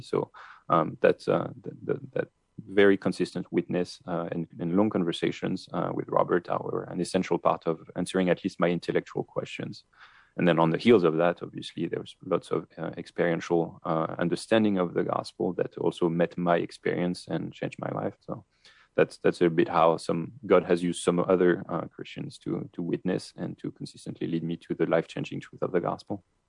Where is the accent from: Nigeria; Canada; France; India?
France; accent: French; English is a second language; moved away; my French accent